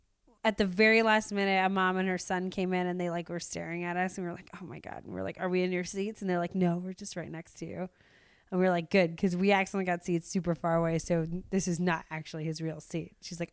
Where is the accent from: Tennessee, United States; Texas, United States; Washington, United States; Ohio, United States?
Washington, United States; Seattle; now in Los Angeles, United States; I'm from Seattle